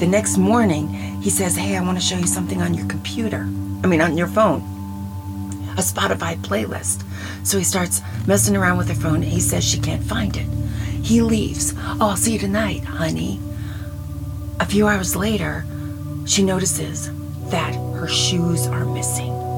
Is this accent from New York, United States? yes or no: yes; Long Island, New York, United States; moved away; also born or lived in Dallas; We're both from Long Island.